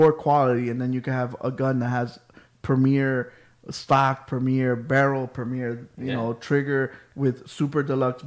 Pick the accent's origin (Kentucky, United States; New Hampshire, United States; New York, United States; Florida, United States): Florida, United States; Miami Gardens; I grew up in Carroll City